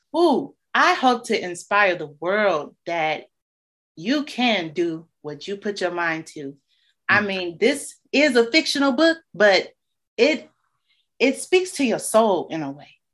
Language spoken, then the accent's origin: English; Chicago, Illinois, United States; growing up on the South Side